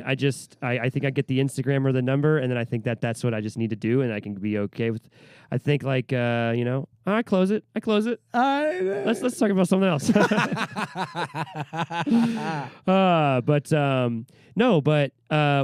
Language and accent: English; Phoenix, Arizona, United States; also born or lived in Orange County, California; I actually am from Phoenix.